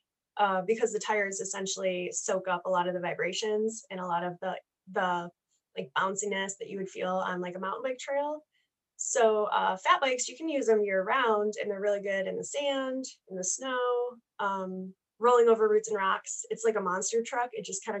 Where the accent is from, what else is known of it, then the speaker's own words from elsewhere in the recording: Grand Rapids, Michigan, United States; I'm from Grand Rapids, Michigan.